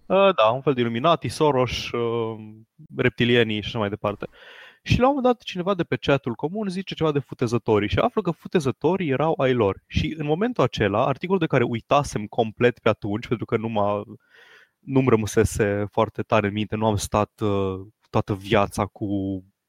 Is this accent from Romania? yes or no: yes; Transylvania, Romania; accent: Transylvanian; Scuzați-mi accentul ardelenesc